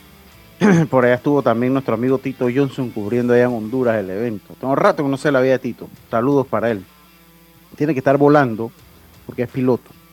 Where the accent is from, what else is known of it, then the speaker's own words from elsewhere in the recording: Panama; yo soy panameño